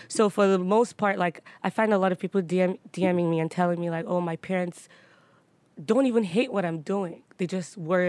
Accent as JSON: {"language": "English", "country": "Nigeria", "said": "Like now I actually really enjoy being Nigerian. I enjoy being Yoruba."}